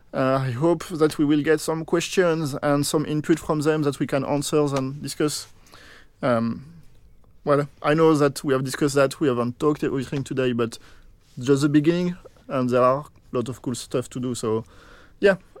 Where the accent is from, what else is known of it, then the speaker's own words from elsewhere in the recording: France; moved away; here I am French, so I come from France